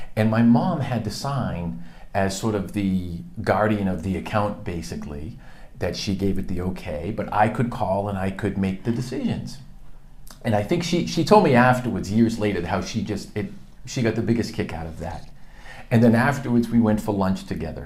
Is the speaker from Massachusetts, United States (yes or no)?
yes; suburb of Boston, Massachusetts, United States; I was born in Massachusetts